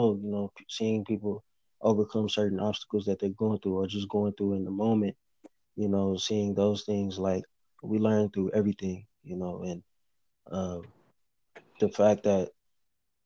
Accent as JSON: {"language": "English", "town": "Missouri City", "region": "Texas", "country": "United States", "said": "I'm from Missouri City, Mo City, Texas"}